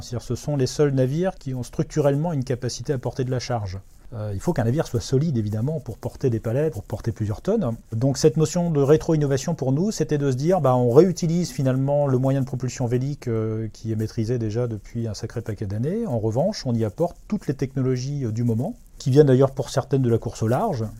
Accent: Brittany, France; en tant que Breton

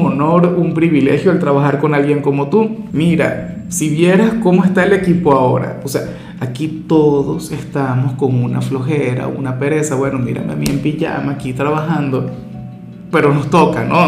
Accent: Venezuela; muy de mi tierra

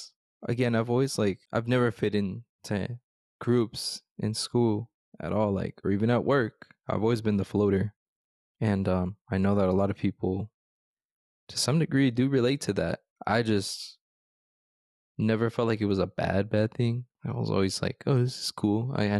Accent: United States; born there; I was born in the States.

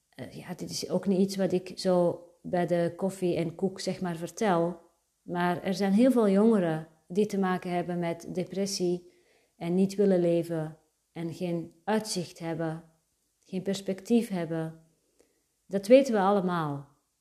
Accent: Antwerp, Flanders, Belgium; Daarvoor was de plek waar ik opgroeide perfect. Antwerpen

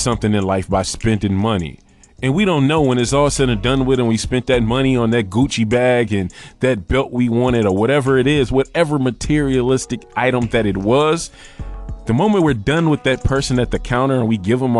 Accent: Michigan, United States; now in New York, United States; originally I'm from Michigan and I'm in New York

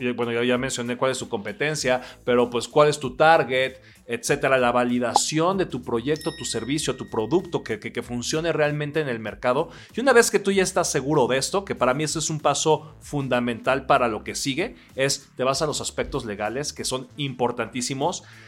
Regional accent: Oaxaca, Mexico; soy un oaxaqueño de 39 años

